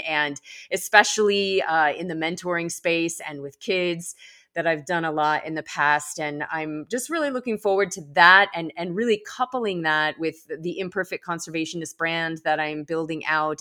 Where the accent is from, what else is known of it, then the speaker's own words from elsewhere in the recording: Colorado, United States; I hail from Colorado.